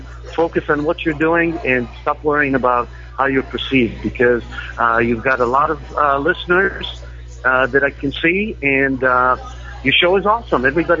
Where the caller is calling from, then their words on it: Los Angeles, California, United States; I'm calling from Los Angeles.